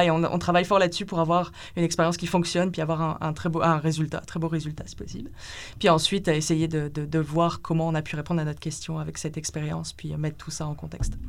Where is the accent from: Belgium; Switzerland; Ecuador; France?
France; moved away as an adult; also born or lived in Lille, France; now in Montreal, Canada; je viens de France, où j'ai fait ma licence en biologie cellulaire et physiologie, donc à Lille